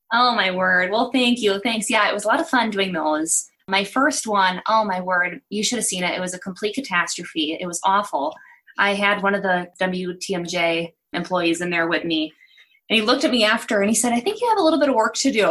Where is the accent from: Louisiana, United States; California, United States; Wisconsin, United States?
Wisconsin, United States; Milwaukee; moved away as an adult; also born or lived in New York / Malibu / Guatemala; I grew up in the Milwaukee area